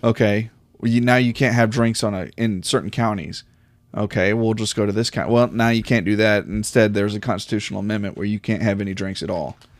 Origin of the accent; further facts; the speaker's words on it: United States; as an American